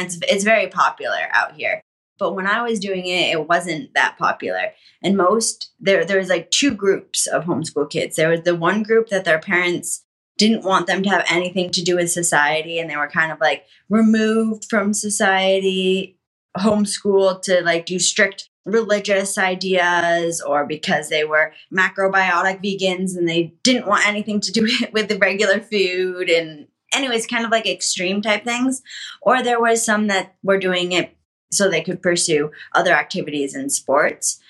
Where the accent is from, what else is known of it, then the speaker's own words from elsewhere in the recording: Connecticut, United States; I grew up in Connecticut